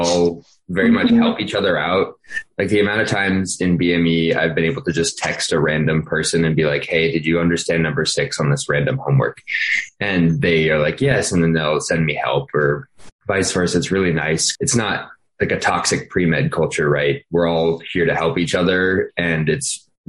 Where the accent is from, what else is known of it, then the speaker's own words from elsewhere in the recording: Maryland, United States; I'm from Maryland